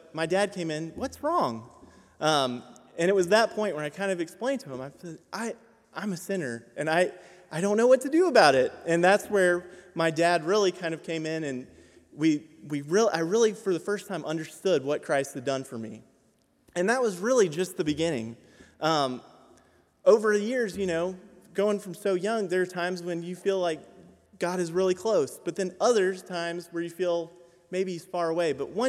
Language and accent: English; Bangkok, Thailand; I grew up in Bangkok, Thailand, but my personal faith journey started when I was 7.